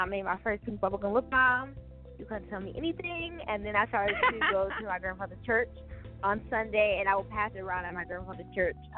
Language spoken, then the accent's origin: English; Buffalo, New York, United States; I'm from Buffalo, New York, and it's cold here